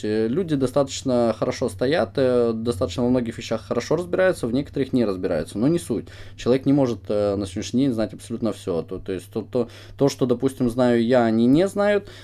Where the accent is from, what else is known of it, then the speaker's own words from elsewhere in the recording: Ukraine; мы с Украины